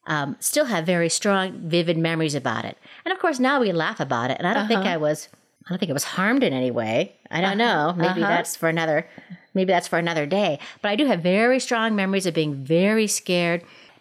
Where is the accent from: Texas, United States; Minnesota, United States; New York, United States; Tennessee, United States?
Minnesota, United States; Minneapolis; Where I grew up in Minneapolis with my two brothers and my little sister and our mother.